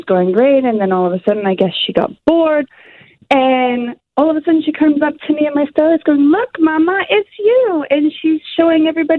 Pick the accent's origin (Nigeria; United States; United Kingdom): United Kingdom; England; moved away; I grew up in England